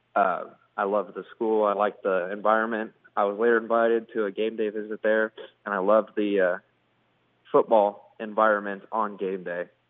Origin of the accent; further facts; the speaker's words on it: Maryville, Missouri, United States; he used to coach at my hometown